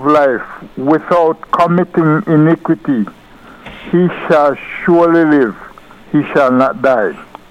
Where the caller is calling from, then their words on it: New York, United States; Yes, I'm calling from New York.